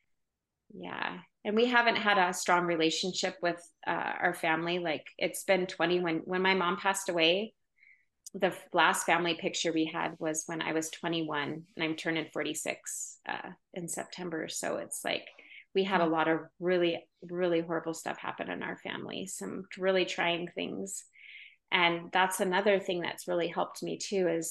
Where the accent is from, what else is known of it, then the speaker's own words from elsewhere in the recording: Oregon, United States; now in Utah, United States; I'm from Oregon, but like hippie, which, you know, where I grew up, people were more hippie